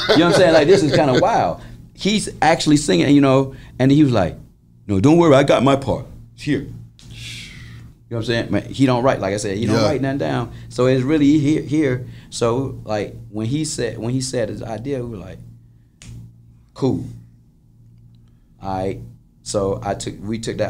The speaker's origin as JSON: {"language": "English", "town": "Atlanta", "region": "Georgia", "country": "United States", "said": "We're church boys from, you know what I'm saying, Atlanta, Georgia"}